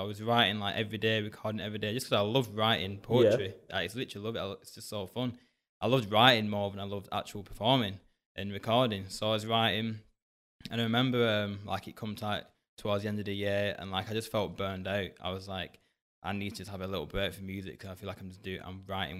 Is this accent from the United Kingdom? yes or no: yes; Bolton, North West England, United Kingdom; also born or lived in Hounslow; I wasn't born up here in Bolton. I was born in Hounslow, down south, but I was adopted.